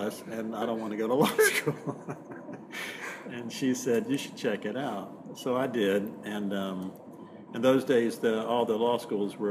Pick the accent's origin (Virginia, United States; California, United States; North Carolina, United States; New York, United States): North Carolina, United States; now in New Orleans, United States; I grew up in North Carolina, and I grew up as a musician